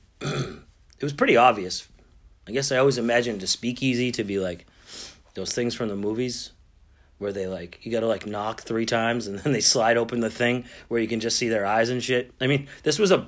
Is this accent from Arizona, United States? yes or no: no; Boston, Massachusetts, United States; I'm from Boston.